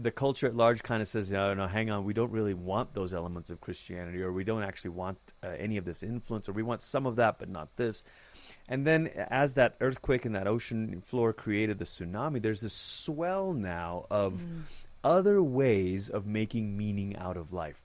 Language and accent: English; Malaysia; moved away as an adult; now in United States; I grew up in Malaysia.